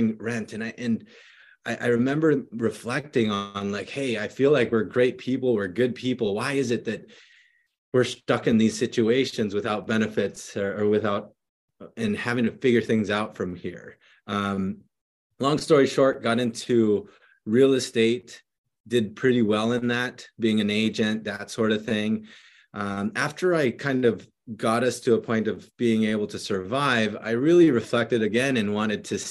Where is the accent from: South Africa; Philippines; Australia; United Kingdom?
Philippines; now in San Jose, United States; I grew up in the Philippines when I was younger and then moved over here to San Jose, California